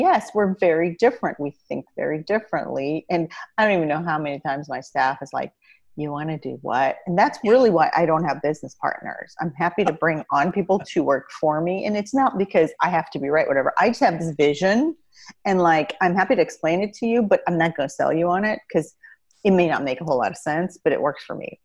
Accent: Indiana, United States; also born or lived in Iran; i got to grow up in the midwest in indiana and it was a wonderful upbringing

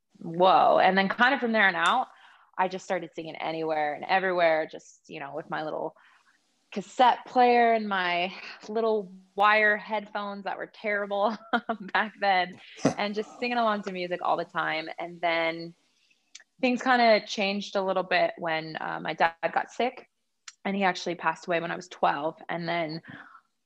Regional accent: Thornton, Colorado, United States; I grew up in Denver, Colorado, in the suburbs in Thornton, in a town called Thornton

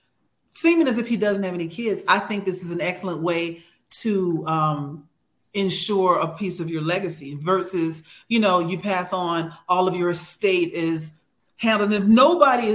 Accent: Houston, Texas, United States; I'm from Houston

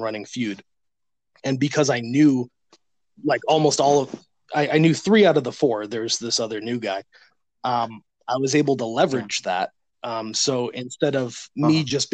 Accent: Chicago, Illinois, United States; now in Winston-Salem, United States; I'm originally from Chicago. I'm now in Winston-Salem

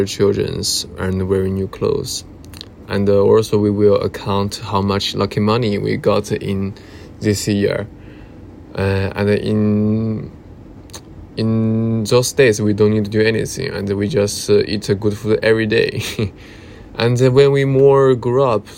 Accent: China; English is a second language; moved away as an adult; now in London, United Kingdom; when I'm more far away from my hometown or China

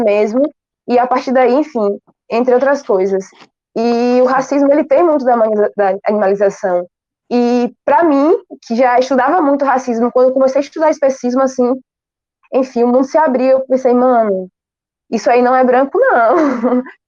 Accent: Bahia, Brazil; also born or lived in Itacaré, Bahia; Hoje eu moro em Itacaré, mas eu nasci em Gambu e aqui na Bahia também

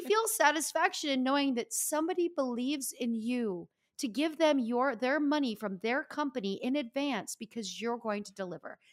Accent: Northeast, United States; we are from the Northeast

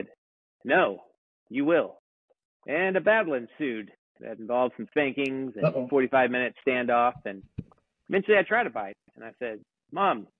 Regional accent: Springtown, Texas, United States; growing up in Springtown, country town of Texas

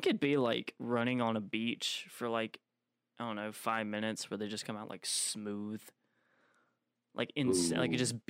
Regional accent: United States; We're American.

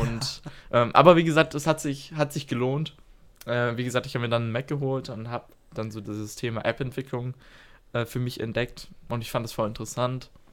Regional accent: Stuttgart, Baden-Württemberg, Germany; wir kommen beide hier aus Stuttgart. Wir waren in Schulen, die weniger als einen Kilometer voneinander entfernt sind

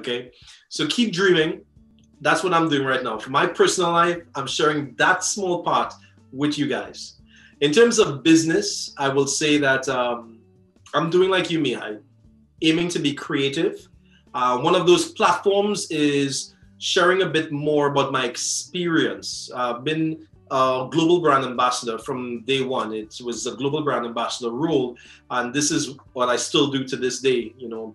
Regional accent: Trinidad & Tobago; I'm from Trinidad.

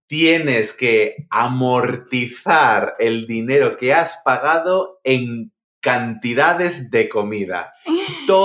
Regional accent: Cádiz, Andalusia, Spain; now in Madrid, Spain; A ver, yo eh, no soy de Madrid, tú eres de Madrid, yo soy de Cádiz, y cuando yo vine a Madrid, em, yo pensaba que aquí la gente llamaba almuerzo a la hora de la comida.

